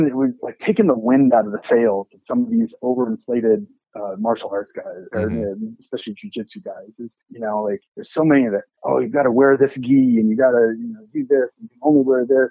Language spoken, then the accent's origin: English; Nebraska, United States; moved away; also born or lived in Phoenix / Denton, Texas; when I was growing up in Nebraska